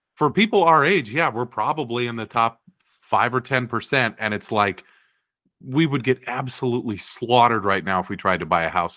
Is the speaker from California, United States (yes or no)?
yes; Bay Area, California, United States; we grew up in the Bay Area